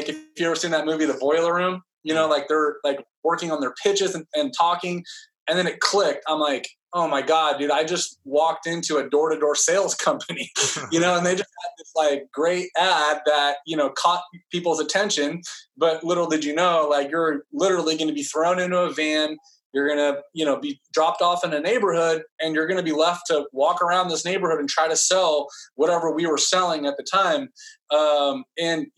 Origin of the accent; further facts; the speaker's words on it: Fresno, California, United States; I was born and raised in Fresno, California